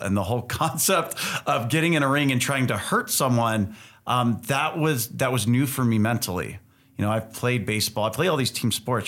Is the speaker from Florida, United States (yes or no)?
no; California, United States; also born or lived in Utah; Growing up in California